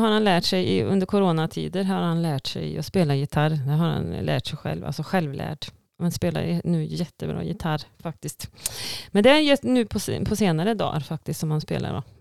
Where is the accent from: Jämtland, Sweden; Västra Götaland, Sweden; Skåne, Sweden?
Västra Götaland, Sweden; Tidaholm; moved away as an adult; also born or lived in Skövde / Spain; då flyttade vi till Daholm då i oktober.